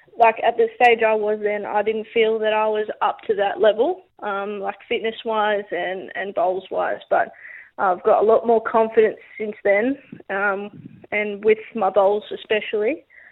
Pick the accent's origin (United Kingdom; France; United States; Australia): Australia; Wollongong, New South Wales; I grew up in Wollongong